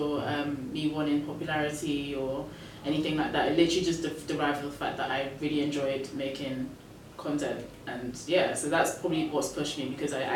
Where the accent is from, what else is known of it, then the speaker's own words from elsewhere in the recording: Nigeria; I'm Nigerian